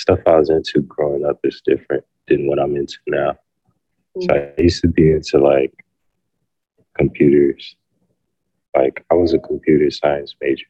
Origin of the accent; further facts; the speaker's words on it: Atlanta, Georgia, United States; Well, growing up, it was like I wasn't really into art. Like a lot of the people in my neighborhood weren't into that type of stuff.